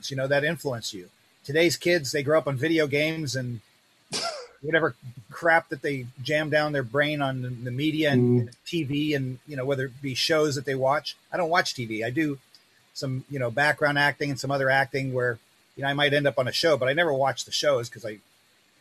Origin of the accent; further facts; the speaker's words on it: New York, United States; I'm from, you know, originally from New York.